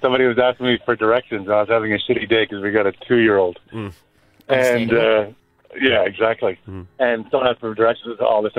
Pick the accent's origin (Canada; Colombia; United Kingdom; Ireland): Canada; Montreal, Quebec; moved away as an adult; now in Melbourne, Australia; I'm from Montreal, Canada. I've been out here for, I don't know, 26 years.